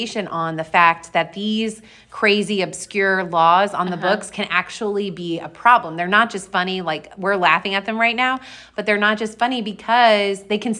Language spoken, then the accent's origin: English; Missouri, United States; Missouri, my home state